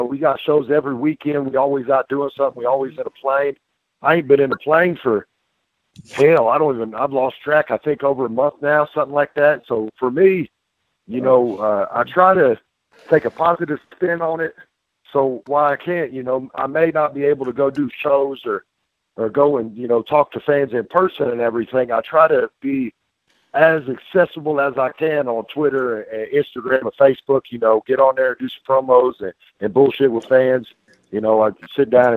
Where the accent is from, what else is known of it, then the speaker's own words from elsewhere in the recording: Tennessee, United States; I'm from Tennessee